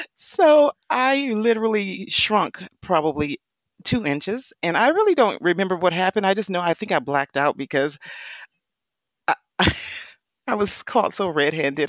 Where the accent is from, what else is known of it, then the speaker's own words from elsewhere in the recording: Wisconsin, United States; I come from, I was born in the Midwest. I was born in Wisconsin, um, Dairy State